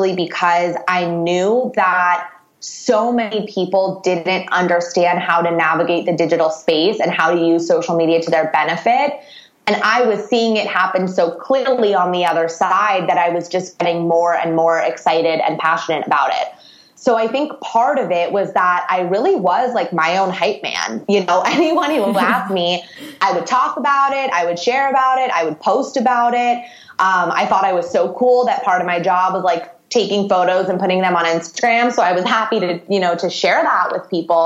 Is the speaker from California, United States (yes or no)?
yes; Los Angeles, California, United States; I'm from Los Angeles